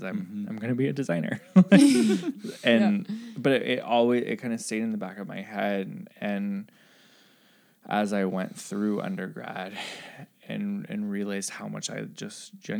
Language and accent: English; Midwest, United States; moved away; also born or lived in the South; I grew up in the Midwest and went to school in the South.